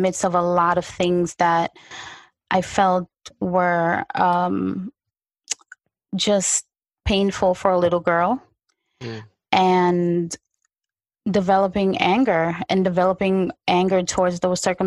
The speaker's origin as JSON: {"language": "English", "region": "New York", "country": "United States", "tie": "born or raised there", "also_born_or_lived": "unnamed tropical country", "said": "So now I'm growing up in Brooklyn, New York. First of all, when I got here, it was winter. I'm coming from a tropical country"}